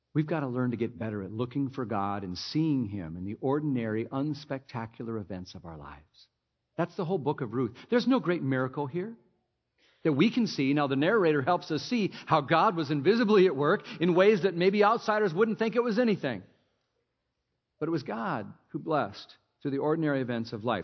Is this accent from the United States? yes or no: yes; Minnesota, United States; I grew up in Minnesota